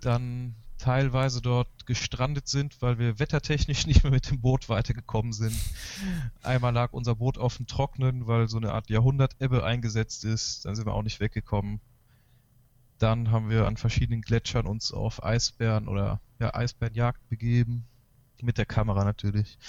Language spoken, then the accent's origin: German; Galicia, Spain; moved away; also born or lived in Chile; also ich bin in Galicien aufgewachsen, das ist auch eher die raue Gegend von Spanien danach in Chile gelebt